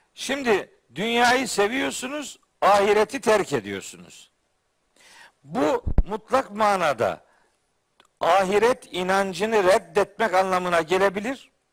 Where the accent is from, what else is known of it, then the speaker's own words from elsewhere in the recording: Trabzon, Turkey; bir Trabzonlu olarak